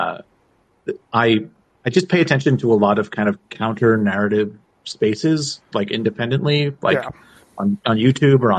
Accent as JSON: {"language": "English", "town": "Montreal", "region": "Quebec", "country": "Canada", "said": "I'm from Montreal"}